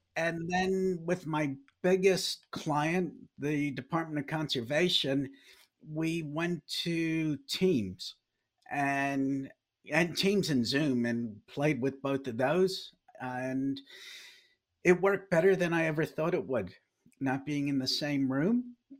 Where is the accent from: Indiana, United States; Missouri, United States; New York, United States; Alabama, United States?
New York, United States; New York City; moved away as an adult; also born or lived in Dallas; now in Wellington, New Zealand; I grew up in New York City